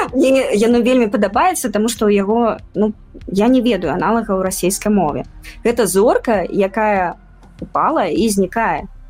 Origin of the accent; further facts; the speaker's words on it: Minsk, Belarus; moved away as an adult; now in Poland; мы не россия мы не русские мы беларусы